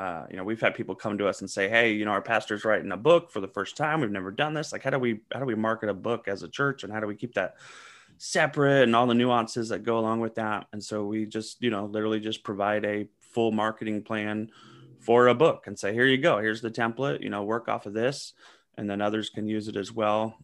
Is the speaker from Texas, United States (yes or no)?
no; Southern California, United States; also born or lived in Seattle; now in Atlanta, United States; I grew up in Southern California